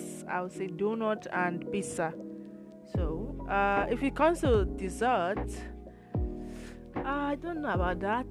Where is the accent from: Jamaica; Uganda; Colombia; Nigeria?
Nigeria; first language Igbo; English is a second language; moved away as an adult; also born or lived in Imo State, Nigeria / Edo State, Nigeria / Lagos, Nigeria; now in Italy; Igbo is my native language in Nigeria